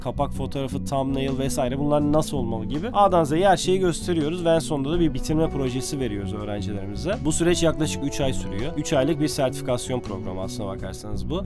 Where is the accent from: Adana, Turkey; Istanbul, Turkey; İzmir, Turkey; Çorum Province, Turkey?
Adana, Turkey; Adana'da 1982 yılında doğdum. Bütün eğitim öğretim hayatımı da burada geçirdim